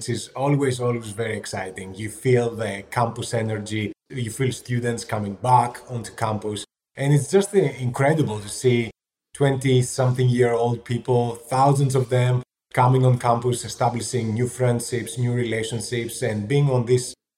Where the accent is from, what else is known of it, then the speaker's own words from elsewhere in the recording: Athens, Attica, Greece; moved away as an adult; also born or lived in London; now in Boston, United States; I grew up in Athens in Greece